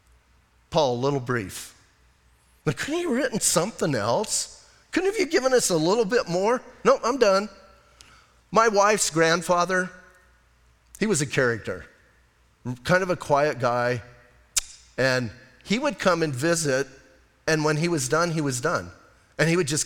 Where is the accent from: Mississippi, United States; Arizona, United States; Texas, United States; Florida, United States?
Arizona, United States; Bisbee; Growing up in Bisbee, we had rock fights.